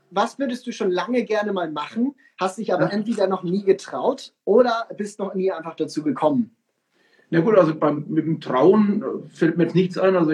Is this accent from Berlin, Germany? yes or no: no; Bavaria, Germany; Ja, wir sind aus Bayern, bei uns, wir wählen schwarz.